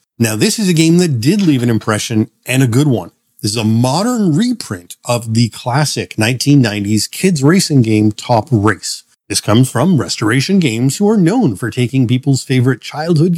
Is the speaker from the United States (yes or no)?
no; Canada; being Canadian